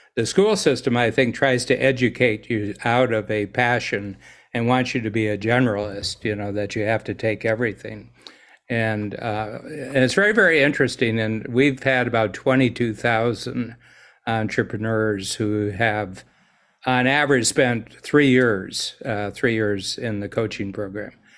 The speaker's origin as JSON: {"language": "English", "country": "United States", "moved": "yes", "lives_now": "Toronto, Canada", "said": "being an American in Toronto"}